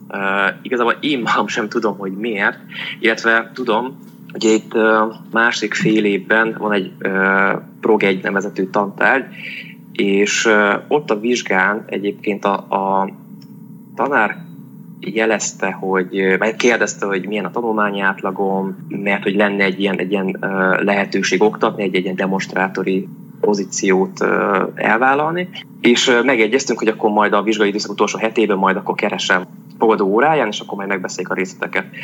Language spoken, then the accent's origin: Hungarian; Debrecen, Hajdú-Bihar, Hungary; Itt születtem, sőt szüleim is itt születtek, tehát ilyen másik generációs tőzsökeres Debreceni vagyok. Azt jelenti, hogy itt tanultam, ide jártam általános iskolába, gimnáziumba, egyetemre is.